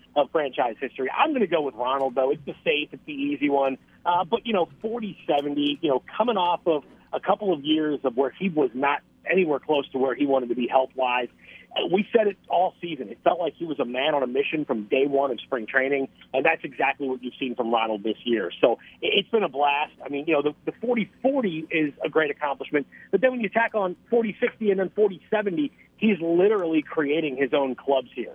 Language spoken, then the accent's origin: English; Philadelphia, Pennsylvania, United States; moved away; Philadelphia is my hometown